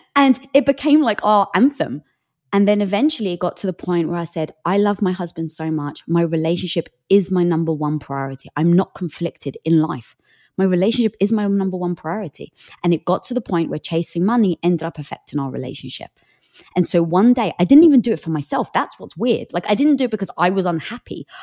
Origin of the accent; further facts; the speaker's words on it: England, United Kingdom; I'm from England